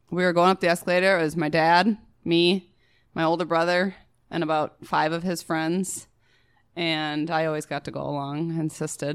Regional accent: Prior Lake, Minnesota, United States; Prior Lake

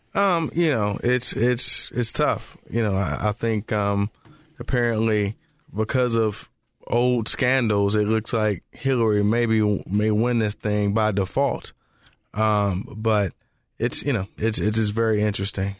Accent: Memphis, Tennessee, United States; now in Charlotte, United States; growing up in Memphis, too

